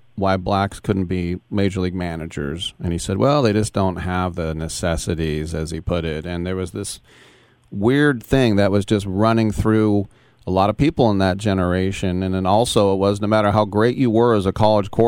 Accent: Oakland, California, United States; I grew up in the Oakland area as a huge fan of the Raiders

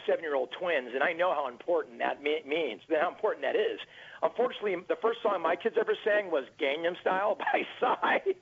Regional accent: Orange County, California, United States; I'm from Orange County, California, where that's home of the, uh, of the Angels

